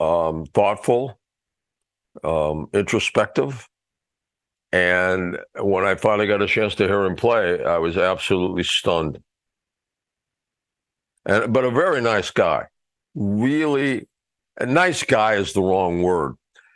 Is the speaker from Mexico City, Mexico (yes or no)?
yes; Mexico City, Mexico; Well, actually, I grew up in Mexico City, so there was nobody to repair anything.